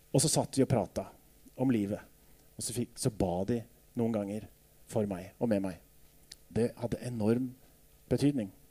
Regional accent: Jevnaker, Innlandet, Norway; Da jeg vokste opp på Jevnaker

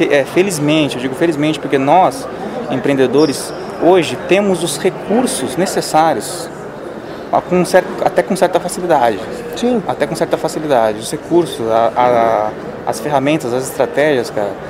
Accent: São Paulo, Brazil; now in Goiânia, Brazil; para quem não me conhece ainda, tenho 29 anos, sou paulista, mas atualmente moro na região centro-oeste do Brasil, moro em Goiânia.

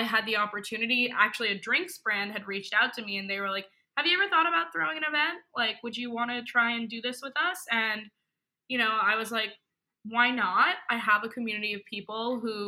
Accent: New York, United States; I'm from New York, born and raised

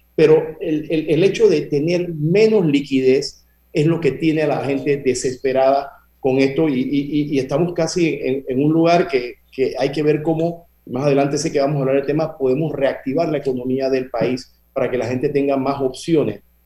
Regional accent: Panama; nosotros somos panameños

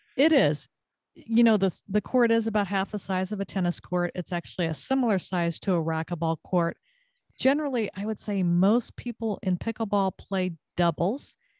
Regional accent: Southern California, United States; moved away as an adult; also born or lived in Texas; now in Connecticut, United States; growing up in Southern California, played a lot of volleyball

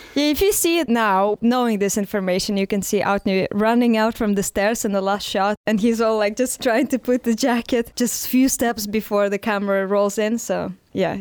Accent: Saint Petersburg, Russia; English is a second language; moved away as an adult; also born or lived in Neryungri, Yakutia, Russia; now in Barcelona, Spain; I lived there with my family and I grew up mostly there

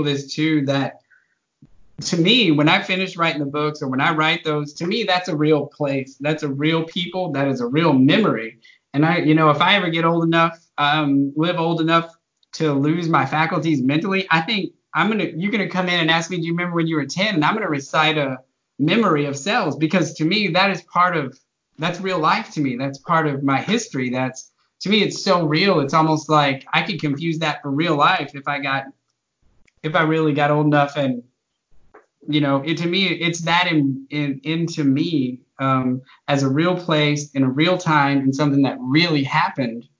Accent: the Texas Panhandle, United States; also born or lived in Austin, Texas; I've lived in Texas my whole life. I grew up in the Panhandle, a very small town

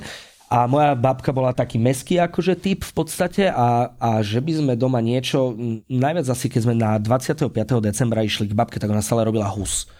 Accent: Spišská Nová Ves, Košice Region, Slovakia; ja pochádzam zo Spiskej Novej Vsi

